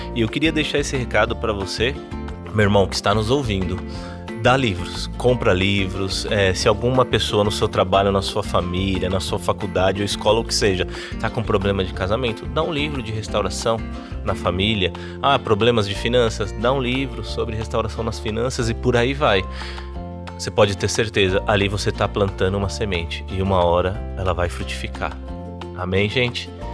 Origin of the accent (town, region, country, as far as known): São Paulo, Brazil; moved away as an adult; now in Campina Grande, Brazil